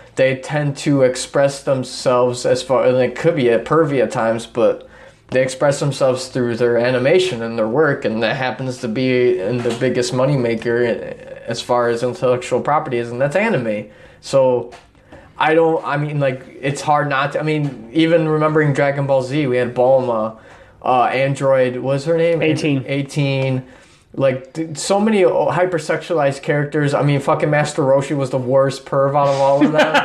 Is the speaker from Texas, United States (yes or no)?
no; Chicago, Illinois, United States; we grew up in Chicago